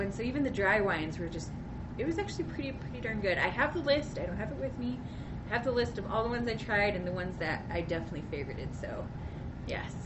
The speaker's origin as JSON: {"language": "English", "region": "Utah", "country": "United States", "said": "I'm from Utah"}